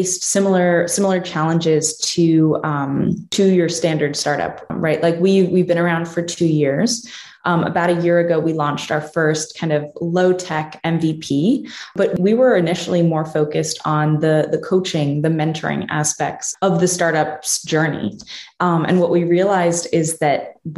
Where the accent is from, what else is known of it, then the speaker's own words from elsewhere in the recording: New Jersey, United States; moved away as an adult; also born or lived in Pittsburgh, Pennsylvania; I'm originally from New Jersey